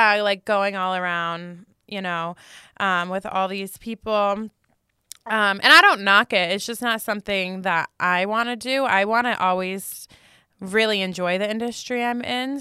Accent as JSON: {"language": "English", "region": "New Jersey", "country": "United States", "tie": "born or raised there", "moved": "as an adult", "lives_now": "Las Vegas, United States", "said": "I'm from New Jersey. My parents are like super corporate. That was my whole life growing up"}